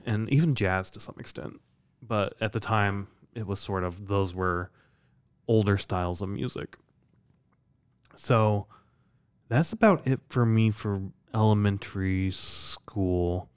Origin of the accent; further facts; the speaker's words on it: Iowa, United States; I'm from Iowa